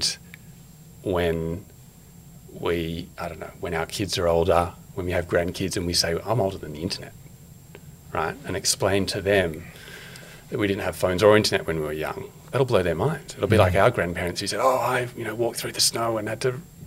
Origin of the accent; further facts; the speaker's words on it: Canberra, Australian Capital Territory, Australia; moved away as an adult; now in Sydney, Australia; being a good Canberran, went and worked for the government, finance department